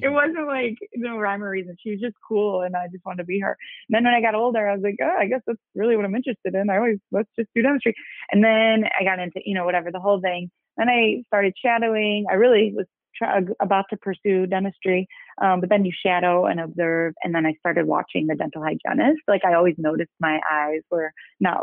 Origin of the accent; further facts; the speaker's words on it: Chicago, Illinois, United States; south suburbs of Chicago. So born and raised, still kind of in the same area